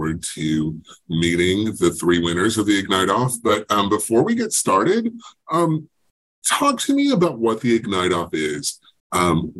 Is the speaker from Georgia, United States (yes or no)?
no; Racine, Wisconsin, United States; I grew up in Racine, about an hour and a half from Madison